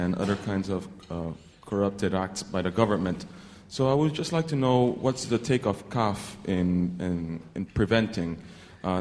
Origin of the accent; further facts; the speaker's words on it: Panama; I come from Panama